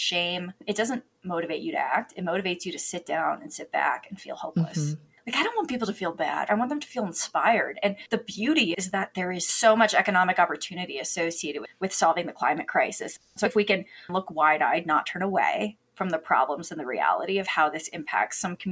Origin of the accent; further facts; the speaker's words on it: Bay Area, California, United States; I'm originally from the Bay Area, south of San Francisco, California